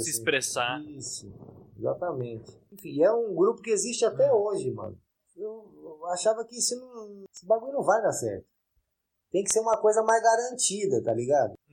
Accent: São Paulo, Brazil; eu nasci aqui na Zona Leste mesmo, né, mano? Morei em muitos lugares, mano. Enquanto eu era criança e pá.

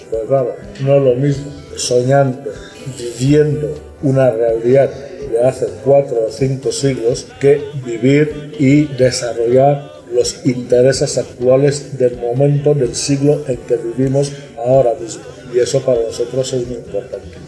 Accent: Equatorial Guinea; Siendo guineano, evidentemente tengo mucho más interés, mucha más razón para proponer ese diálogo, ese intercambio.

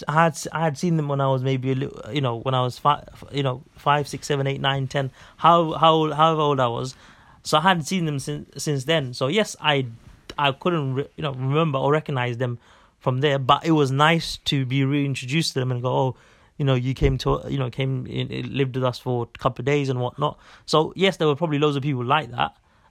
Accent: Bangladesh; this may be mainly because from where we're from Bangladesh, and I think like, people around from where we're from.

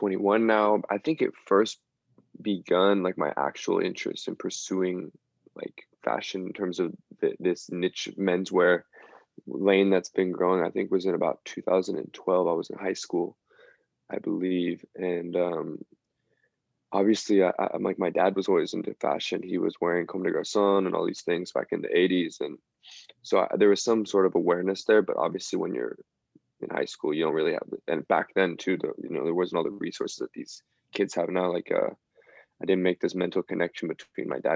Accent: Bay Area, California, United States; moved away; also born or lived in Los Angeles; growing up in the Bay Area

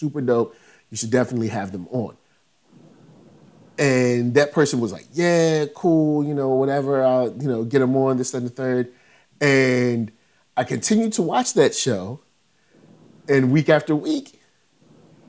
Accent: Virginia, United States; I'm from Virginia, so I'm a little further north

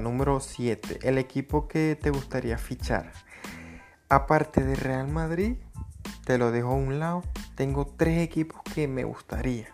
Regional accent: Venezuela; soy de Venezuela

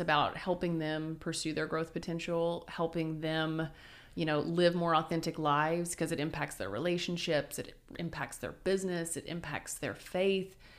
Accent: Wynnewood, Oklahoma, United States; also born or lived in Sulphur, Oklahoma / California; now in Oklahoma City, United States; I'm originally from Winniewood, home of Tiger

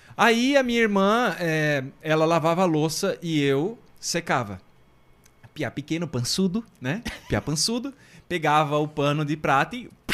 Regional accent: Guaramirim, Santa Catarina, Brazil; Eu sou natural de Guaramirim

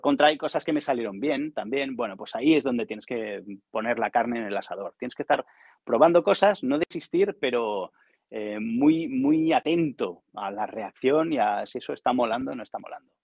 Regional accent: Barcelona, Catalonia, Spain; also born or lived in Zamora / Cardedeu; Yo soy de Barcelona.

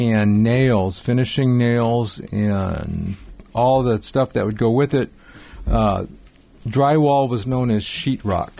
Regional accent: Highland Park, United States; I grew up in Highland Park

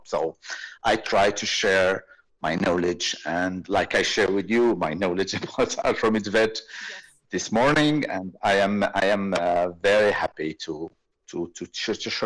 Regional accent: Rabat, Rabat-Salé-Kénitra, Morocco; moved away as an adult; also born or lived in Switzerland / France / Ireland / Denmark; I am veterinarian originally from Morocco. I am from Rabat on the Atlantic coast

